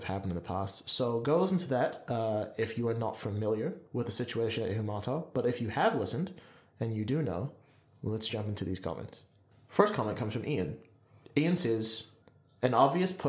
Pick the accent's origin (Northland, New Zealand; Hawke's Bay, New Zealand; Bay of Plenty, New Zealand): Northland, New Zealand; Kaitaia; growing up in Kaitaia